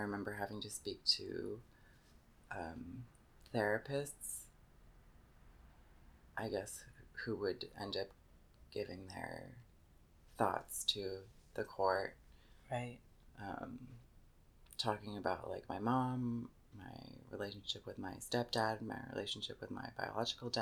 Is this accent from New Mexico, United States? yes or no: no; Pearland, Texas, United States; also born or lived in San Jose, California; I was born in San Jose, California. And I moved to Pearland, Texas when I was young. And I grew up in Pearland, Texas